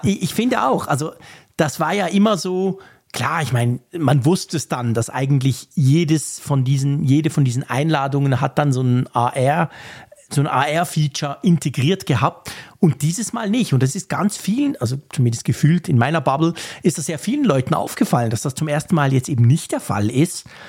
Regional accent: Switzerland; ich als Schweizer

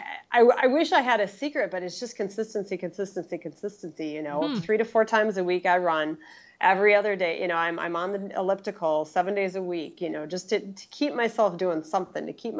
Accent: Wausau, Wisconsin, United States

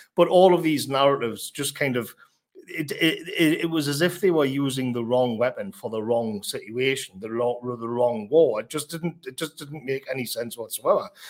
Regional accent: United Kingdom

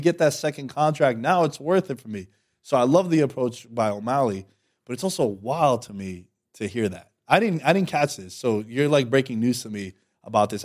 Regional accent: New York, United States; I'm from New York

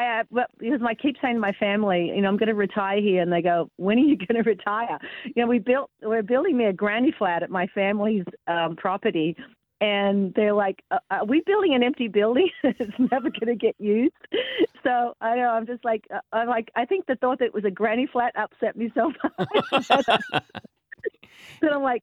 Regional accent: Tampa, Florida, United States; I go to a lot of PGA events, and we have one in my hometown in America in Tampa.

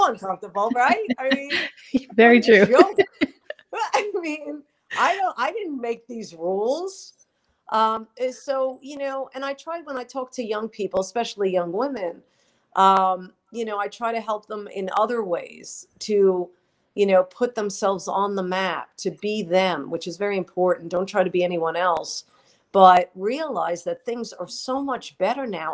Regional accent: New York, United States; accent: New York; I'm proud of my New York roots. That's why I did not work on getting rid of my accent

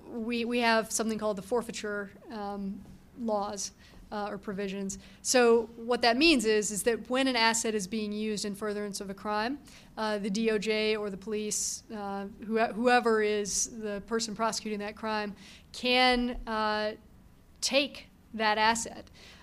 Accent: Texas, United States; It also might be worth knowing that I grew up in Texas in the South

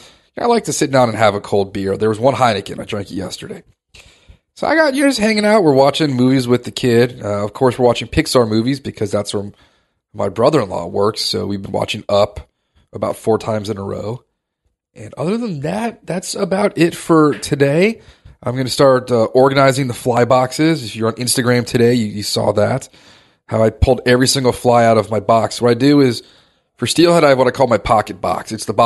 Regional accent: Maharashtra, India; We're from Maharashtra. We don't get excited about sandwiches.

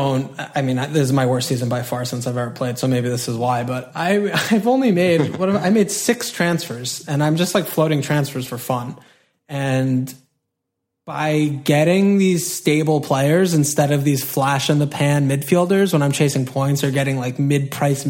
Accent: United States; we're American, we're not English

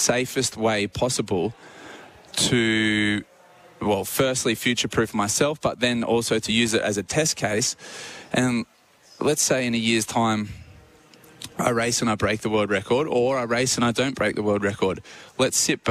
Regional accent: Australia; as an Australian athlete

